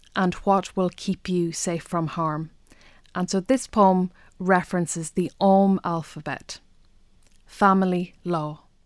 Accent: Ireland; I'm an Irish language poet who's an Irish speaker.

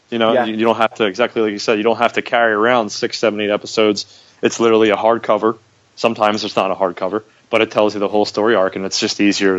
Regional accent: United States; I'm obviously American.

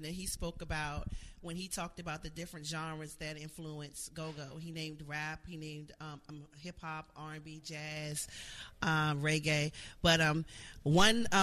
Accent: Washington, District of Columbia, United States; I grew up in Upper Northwest

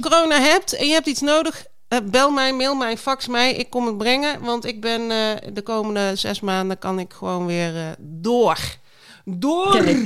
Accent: Belgium; born or raised there; moved away

